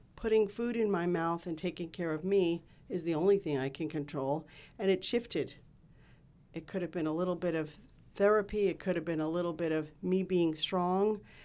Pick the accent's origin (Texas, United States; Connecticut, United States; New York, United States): New York, United States; New York City; I grew up in Queens, New York